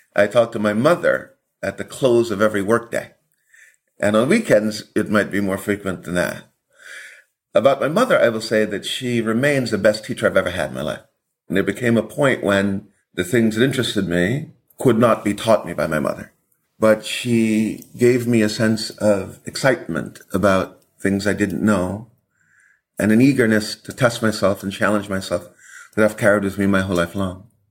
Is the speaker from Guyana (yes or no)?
yes; Buxton, Demerara-Mahaica, Guyana; now in United States; Buxton is the village, is where I began my education